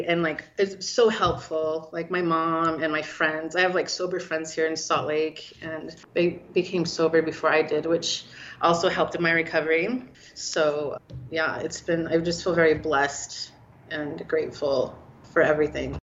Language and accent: English; Salt Lake City, Utah, United States; moved away as an adult; also born or lived in Portland, Oregon; I grew up in Salt Lake